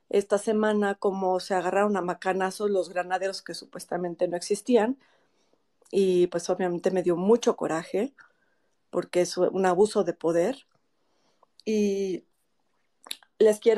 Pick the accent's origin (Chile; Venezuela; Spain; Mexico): Mexico; La verdad es que sí, finalmente todos somos mexicanos y todos nos estamos viendo afectados por esto.